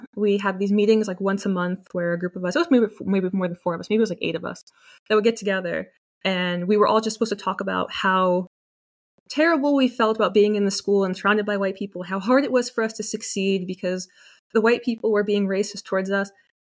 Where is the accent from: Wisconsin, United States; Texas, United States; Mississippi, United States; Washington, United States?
Texas, United States; Dallas; But yeah, I grew up in Texas. And although Texas is obviously a pretty conservative state, although it's becoming more liberal, more left now that people are moving there from California, when I was growing up, it was very conservative.